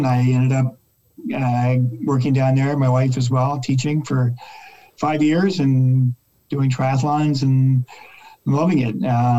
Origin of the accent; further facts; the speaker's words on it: Canada; also born or lived in Bermuda / Halifax, Canada; now in Toronto, Canada; I grew up on the East Coast, St. Vex, Queens, Toronto. I did the banking scene, moved to Bermuda for 5 years with my wife from Toronto. Ended up in Halifax in the venture capital business.